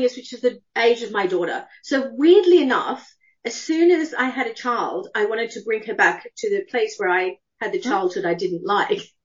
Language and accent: English; Australia; moved away as an adult; also born or lived in United Kingdom; I'm Australian. I left when I was 18.